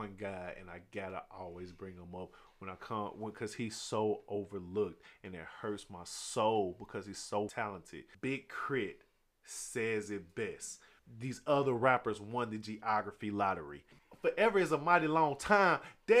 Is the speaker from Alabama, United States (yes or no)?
yes; Huntsville, Alabama, United States; being a Southerner, I'm from Huntsville, Alabama, born and raised.